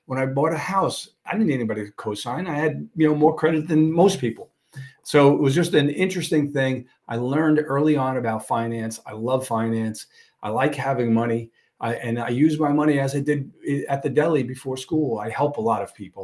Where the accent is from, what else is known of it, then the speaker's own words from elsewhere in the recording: New York City, New York, United States; now in Suffolk County, United States; I grew up in a part of Brooklyn over by Coney Island